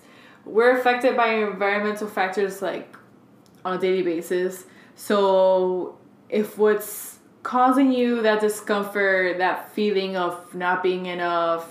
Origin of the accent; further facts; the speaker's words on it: Hialeah, Florida, United States; first language Spanish; English is a second language; born in Hialeah.